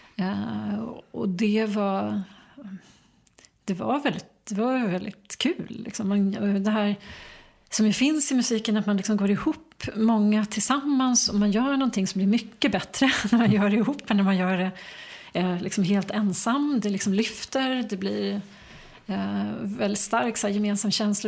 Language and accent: Swedish; Enebyberg, Stockholm County, Sweden; also born or lived in United States; jag växte upp eh, strax norr om Stockholm, mm. i Enbyberg